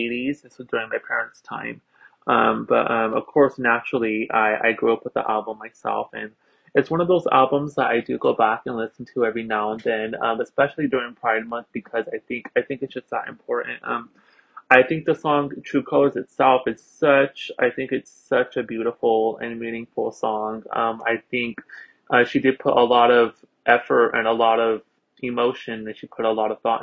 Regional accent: Philadelphia, Pennsylvania, United States; I am from Philadelphia, Pennsylvania, here in the United States

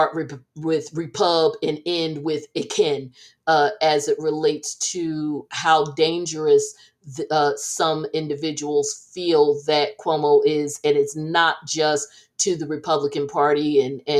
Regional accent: New Jersey, United States; I'm from Jersey

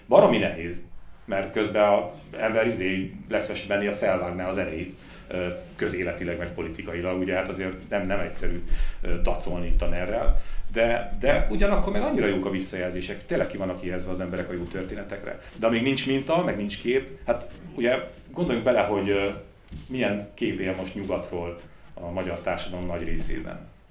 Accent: Hungary; now in Budapest, Hungary; vidéki vagyok, és gyakran mentem haza

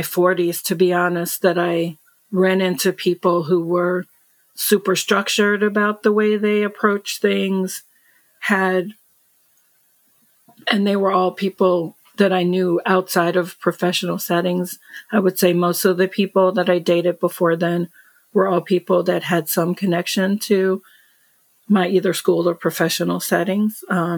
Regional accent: United States; I'm American

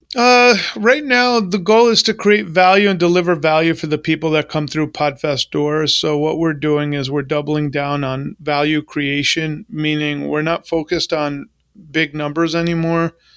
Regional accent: New York, United States; now in Florida, United States; I grew up in New York

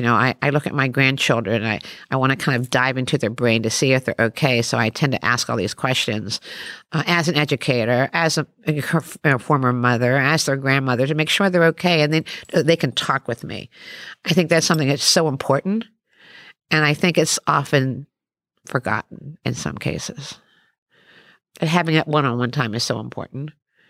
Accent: Maryland, United States; when I look back in that little town that I grew up in Western Maryland

